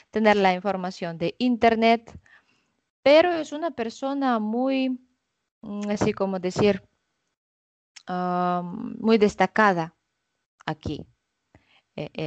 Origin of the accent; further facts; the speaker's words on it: Russia; Spanish is a second language; soy rusa 100%